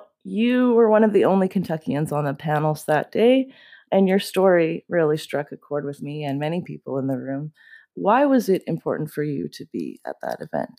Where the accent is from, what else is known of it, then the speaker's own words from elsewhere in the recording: Canada; for a Canadian coming down to that state for the first time.